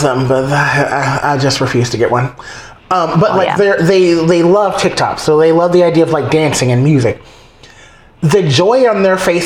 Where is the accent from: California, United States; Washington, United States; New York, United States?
New York, United States; as a New Yorker